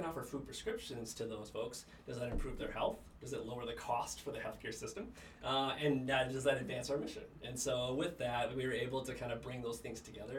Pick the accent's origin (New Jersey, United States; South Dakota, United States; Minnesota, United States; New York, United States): Minnesota, United States; Bloomington; moved away; I had the fortune of growing up in a great community called Bloomington. So it's a suburb of Minneapolis.